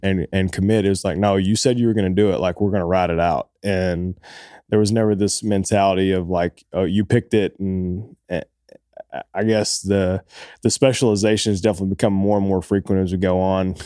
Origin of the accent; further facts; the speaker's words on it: Oak Ridge, Tennessee, United States; also born or lived in Boston, Massachusetts; we grew up in East Tennessee, a small town called Oak Ridge, just outside of Knoxville, and I grew up there